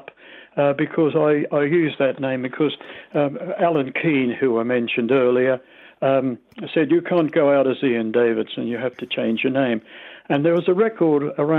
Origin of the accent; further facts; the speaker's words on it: Australia; accent: Australian; moved away as an adult; also born or lived in London; My Australian accent doesn't sound as strong as a lot of Aussies